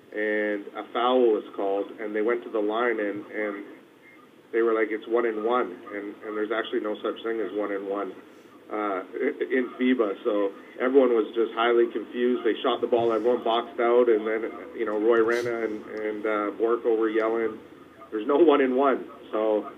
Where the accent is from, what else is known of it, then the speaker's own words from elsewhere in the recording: Canada; we're from Canada